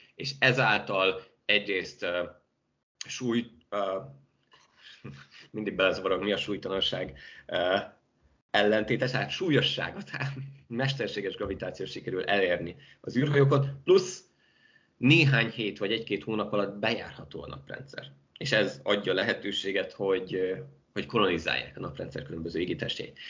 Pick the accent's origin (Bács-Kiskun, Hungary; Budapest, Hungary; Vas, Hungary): Bács-Kiskun, Hungary; Baja; moved away; also born or lived in Szeged; én Baján nevelkedtem